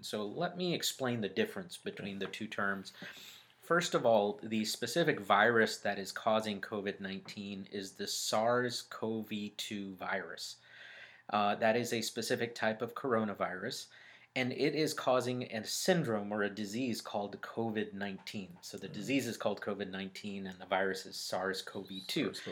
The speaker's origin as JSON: {"language": "English", "town": "Birmingham", "region": "Alabama", "country": "United States", "tie": "born or raised there", "also_born_or_lived": "Dallas, Texas", "moved": "as an adult", "lives_now": "Atlanta, United States", "said": "I was born and raised in Birmingham, Alabama."}